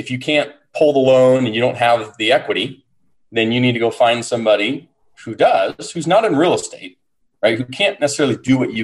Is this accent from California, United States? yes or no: yes; San Diego, California, United States; born and raised in San Diego